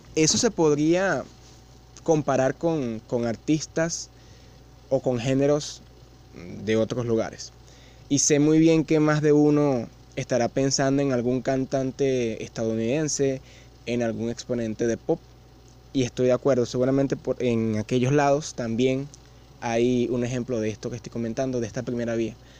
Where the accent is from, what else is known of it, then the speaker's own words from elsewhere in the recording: Venezuela; yo vivo en Venezuela